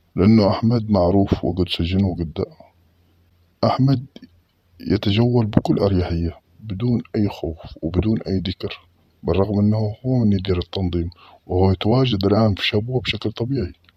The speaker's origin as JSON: {"language": "Arabic", "town": "Mukalla", "region": "Hadhramaut", "country": "Yemen", "said": "عندنا في المكلا"}